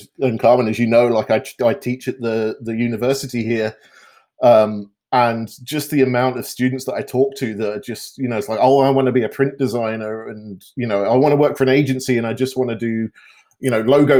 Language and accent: English; United Kingdom; moved away as an adult; now in Canada; I grew up in the UK and moved over to Canada when I was just before I was 28.